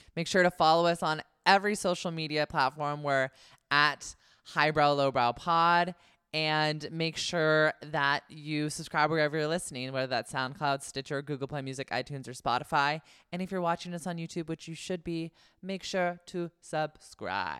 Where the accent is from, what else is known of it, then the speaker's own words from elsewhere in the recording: Concord, California, United States; my hometown, Concord, California